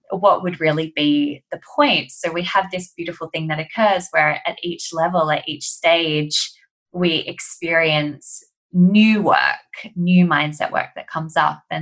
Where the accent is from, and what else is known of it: Australia; accent: Australian; also born or lived in London